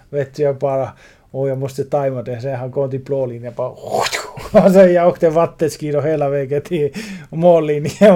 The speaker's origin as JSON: {"language": "Swedish", "country": "Finland", "tie": "born or raised there", "said": "i Finland i Juleå Borg, min hemstad"}